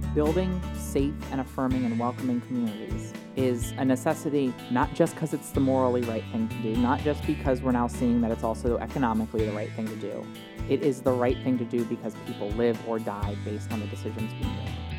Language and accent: English; Wilmington, Delaware, United States; I grew up in Wilmington, um, West 17th Street uh, in Wilmington